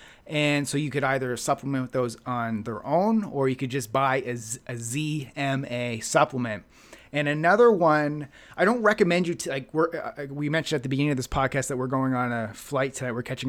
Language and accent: English; Halifax, Nova Scotia, Canada; So Neil Armstrong is a buddy of mine back in my hometown of Halifax.